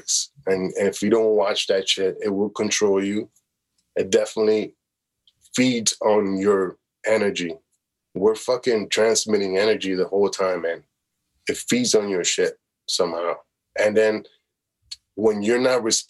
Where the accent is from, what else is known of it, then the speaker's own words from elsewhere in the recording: Chicago, Illinois, United States; moved away as an adult; also born or lived in Toronto, Canada; now in Los Angeles, United States; I was that kid from Chicago